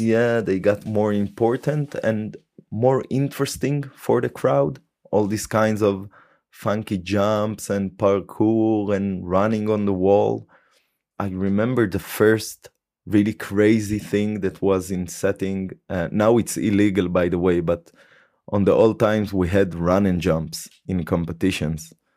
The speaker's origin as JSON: {"language": "English", "town": "Haifa", "region": "Haifa District", "country": "Israel", "tie": "born or raised there", "moved": "as an adult", "lives_now": "Germany", "said": "my hometown to haifa"}